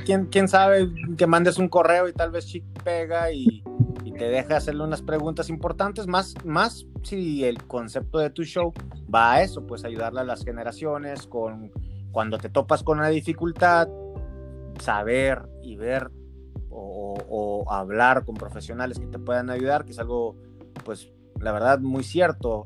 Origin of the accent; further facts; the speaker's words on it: Mexico; yo soy aquí de México